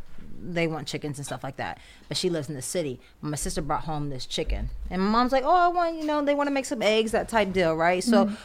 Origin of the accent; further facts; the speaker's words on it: Pennsylvania, United States; my mom lives in Pennsylvania. I'm from Pennsylvania. And my mom's white. My dad's black.